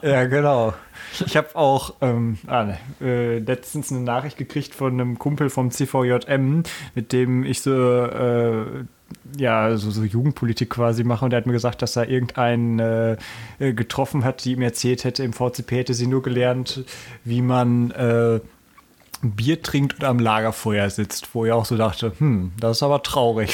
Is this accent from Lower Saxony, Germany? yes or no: yes; Hanover, Lower Saxony, Germany; Ich komme aus Hannover